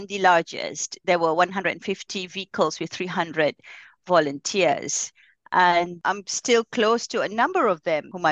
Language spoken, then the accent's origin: English; Singapore; now in Malaysia; growing up in Singapore